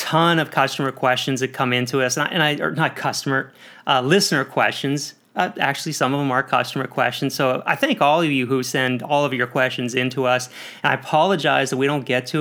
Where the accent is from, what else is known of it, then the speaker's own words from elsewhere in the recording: Pennsylvania, United States; now in Atlanta, United States; I'm also from Pennsylvania